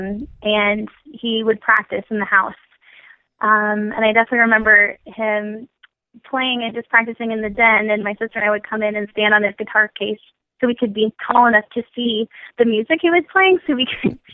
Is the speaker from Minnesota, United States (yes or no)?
yes; Minnesota, United States; now in Philadelphia, United States; I'm originally from Minnesota. I'm currently living in Philadelphia